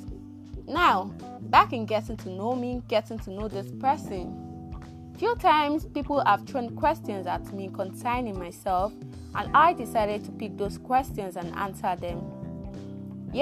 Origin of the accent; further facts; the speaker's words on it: Rivers State, Nigeria; I am a born Nigerian from River State, but Akot precisely